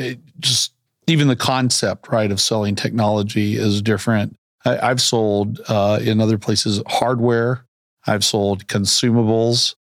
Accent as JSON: {"language": "English", "region": "Central Arkansas", "country": "United States", "tie": "born or raised there", "also_born_or_lived": "New Orleans / Nashville / Chicago / Denver", "said": "I grew up in Central Arkansas"}